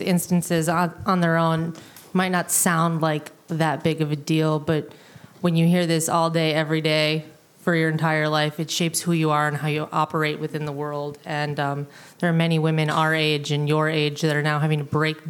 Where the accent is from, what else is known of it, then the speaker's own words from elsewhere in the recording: Chicago, Illinois, United States; moved away as an adult; now in New Orleans, United States; I grew up in the Midwest in Chicago